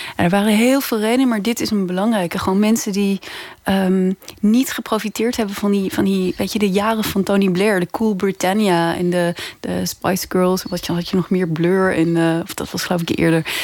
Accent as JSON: {"language": "Dutch", "country": "Netherlands", "also_born_or_lived": "London", "moved": "as an adult", "said": "als Nederlander"}